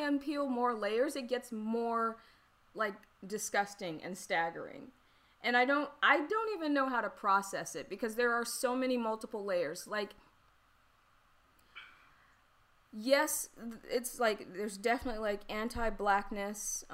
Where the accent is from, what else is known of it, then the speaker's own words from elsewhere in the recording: the South, United States; I'm from the South.